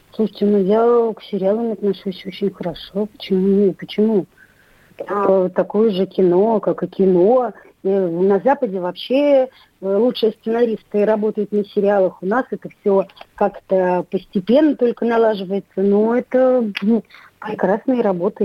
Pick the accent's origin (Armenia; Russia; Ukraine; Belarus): Belarus; Minsk; пошла в родном городе учиться